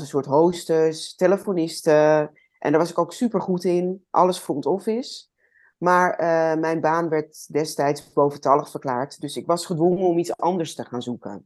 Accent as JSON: {"language": "Dutch", "town": "Amsterdam", "region": "North Holland", "country": "Netherlands", "tie": "born or raised there", "said": "Ik eh, ben opgegroeid in Amsterdam."}